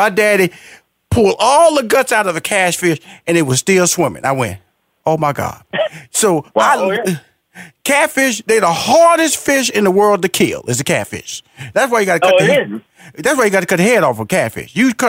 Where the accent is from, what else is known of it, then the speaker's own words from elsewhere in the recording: Houston, Texas, United States; because I am a country boy. I'm from Houston, Texas, Fifth Ward.